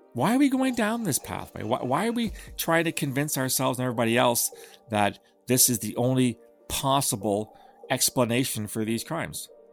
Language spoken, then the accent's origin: English; Canada; I'm Canadian